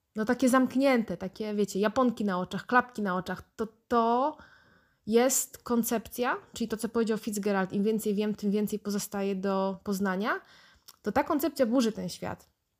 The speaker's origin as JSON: {"language": "Polish", "town": "Wrocław", "region": "Lower Silesian Voivodeship", "country": "Poland", "said": "jestem z Wrocławia, mm, miałam chrzest"}